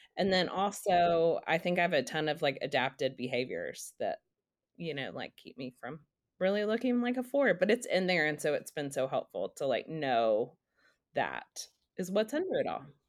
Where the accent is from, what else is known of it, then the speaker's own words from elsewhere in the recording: Dallas, Texas, United States; now in Nashville, United States; I live in Nashville, um, I grew up in Dallas